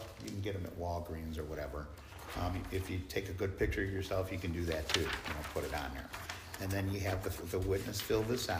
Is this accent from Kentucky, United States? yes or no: no; Montana, United States; now in Arizona, United States; I was born in Montana.